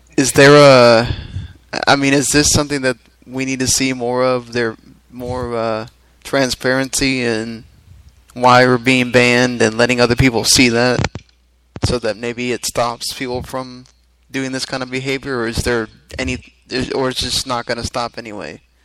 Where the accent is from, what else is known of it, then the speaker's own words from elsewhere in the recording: the South, United States; we're all from the South here